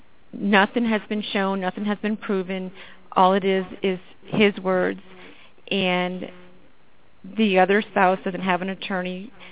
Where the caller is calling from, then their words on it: Colorado, United States; I'm calling from Colorado.